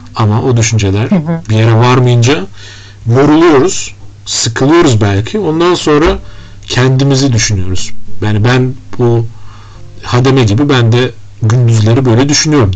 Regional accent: Turkey; bir Türk olarak

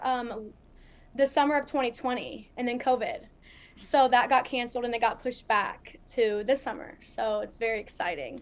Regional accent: Columbus, Ohio, United States; growing up, I am from Ohio, Columbus, Ohio

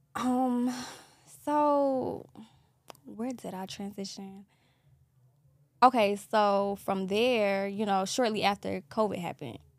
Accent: Columbia, South Carolina, United States; now in Atlanta, United States; I'm from South Carolina, Columbia, South Carolina

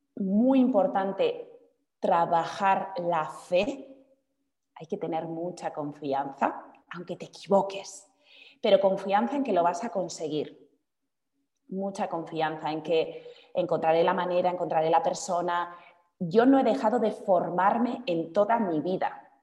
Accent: Basque Country, Spain; now in Madrid, Spain; mi ciudad natal, en el norte de España, en el País Vasco

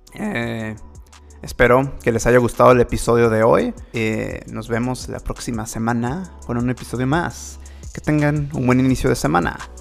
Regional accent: Mexico; más siendo mexicano

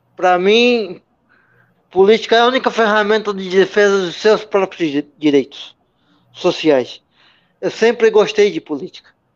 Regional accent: Santos, São Paulo, Brazil; Apesar de ter nascido em, em Santos, sou natural da, de Santos

